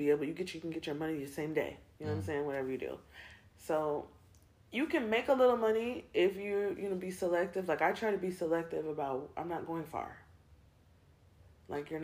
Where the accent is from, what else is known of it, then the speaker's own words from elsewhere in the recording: California, United States; also born or lived in Ohio; now in Columbia, South Carolina, United States; I'm from California